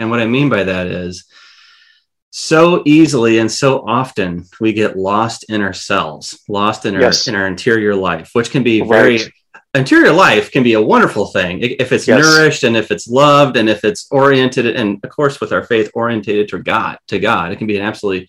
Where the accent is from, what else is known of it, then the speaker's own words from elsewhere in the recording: Iowa, United States; well, I'm from Iowa, so that's given.